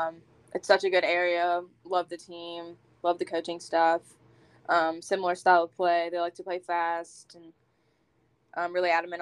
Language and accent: English; Huntington, West Virginia, United States; also born or lived in Barboursville, West Virginia; So I grew up mainly in Huntington, moved out to Barbersville, which isn't too far. So I was always in Huntington.